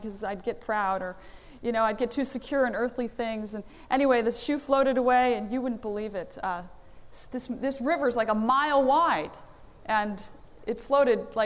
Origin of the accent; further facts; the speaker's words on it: Philadelphia, Pennsylvania, United States; I'm from Philadelphia